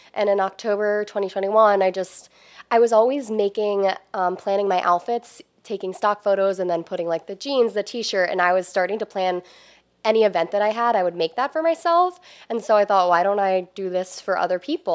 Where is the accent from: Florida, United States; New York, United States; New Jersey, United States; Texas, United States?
New Jersey, United States; moved away as an adult; now in Maryland, United States; I'm originally from South Jersey. I ended up here because I went to University of Maryland, and then I just stayed in the area.